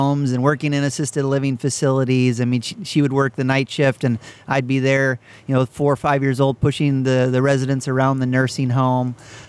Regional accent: Wisconsin, United States; also born or lived in Arizona / Utah / California / Idaho; But I grew up most of my childhood in Wisconsin from about 11 to 28.

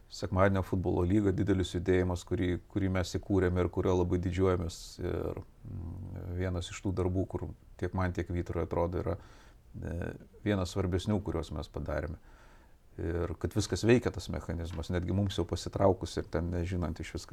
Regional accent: Vilnius, Vilnius County, Lithuania; also born or lived in Kaunas; Aš pats, aš techniškai net kaunietis, aš gimiau Kaune, paskui po kelių savaičių, man, nes jie mokėsi ir gyveno Vilniuje, per, persikėliau į Vilnių.

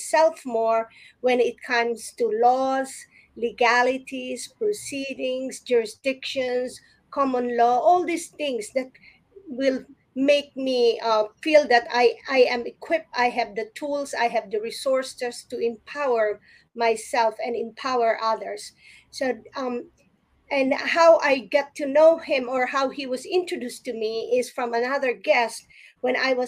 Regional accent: Philippines; growing up in the Philippines, I grew up with a lot of lawyer friends

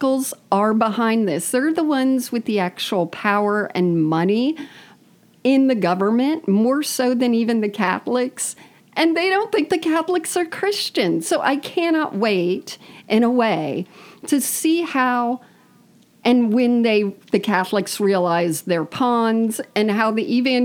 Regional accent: West Palm Beach, Florida, United States; moved away; My family goes down. To my hometown

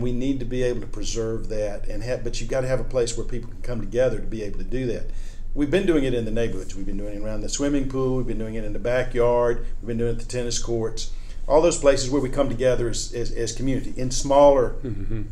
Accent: Birmingham, Alabama, United States; moved away; I grew up in Birmingham, Alabama in the 1960s and 70s

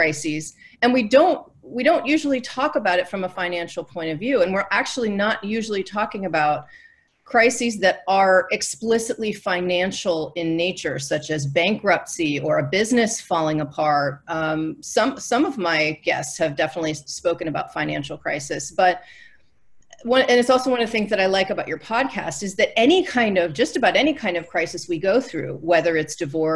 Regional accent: Northeast, United States; I grew up in the Northeast

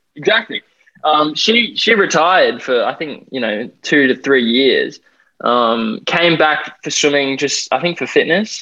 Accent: Perth, Western Australia, Australia; now in Gold Coast, Australia; I'm currently on the Gold Coast. I'm from Perth, um, WA, the best state in my opinion.

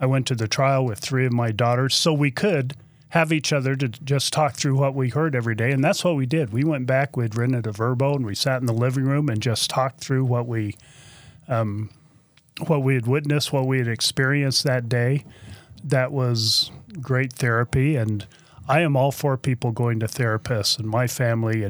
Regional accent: Texas, United States; I'm from Texas. I can say y'all.

